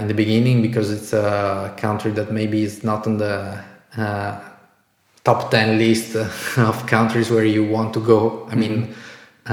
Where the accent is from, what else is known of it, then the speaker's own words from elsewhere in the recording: Italy; moved away as an adult; also born or lived in Bratislava, Slovakia; in Italy, in my hometown